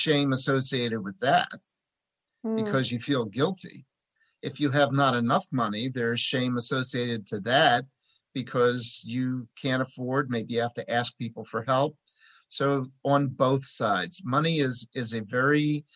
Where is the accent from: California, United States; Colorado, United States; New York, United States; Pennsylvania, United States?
Pennsylvania, United States; Philadelphia